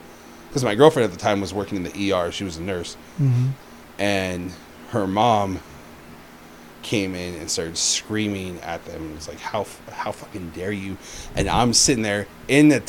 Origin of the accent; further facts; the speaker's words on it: Redlands, California, United States; also born or lived in Loma Linda / Banning; born in Loma Linda. But raised in Redlands for, I'd say, about 14 years. And then when I was 14, I moved to Banning